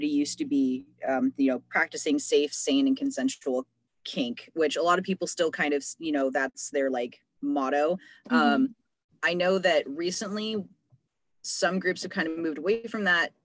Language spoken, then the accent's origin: English; San Francisco Bay Area, California, United States; growing up in the San Francisco Bay Area